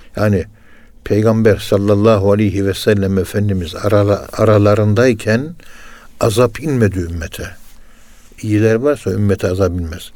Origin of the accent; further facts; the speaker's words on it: Ankara, Turkey; Ben de Ankara'nın yerlisiyim.